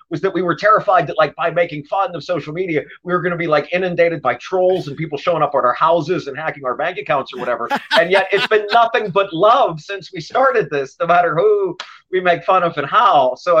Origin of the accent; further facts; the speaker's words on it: Pittsburgh, Pennsylvania, United States; moved away as an adult; now in Los Angeles, United States; I grew up in Pittsburgh. I lived on the north side for a long time till I was in the first or second grade, and my folks moved me out to the suburbs.